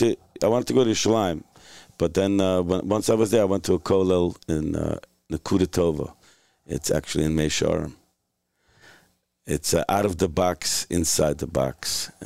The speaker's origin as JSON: {"language": "English", "town": "New York City", "region": "New York", "country": "United States", "tie": "born or raised there", "said": "Williamsburg by way of Hungary. Yeah. My parents are Hungarian, but I grew up in Williamsburg."}